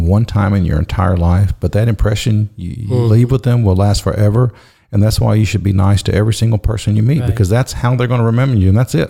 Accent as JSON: {"language": "English", "region": "Texas", "country": "United States", "said": "I was from Texas, he's from Texas. And I said, I called myself Un Tejano, like him, a Texan"}